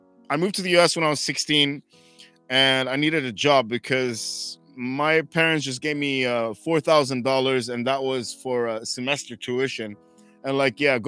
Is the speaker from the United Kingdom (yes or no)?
no; Dubai, United Arab Emirates; growing up in Dubai, there was people from all around the world who lived here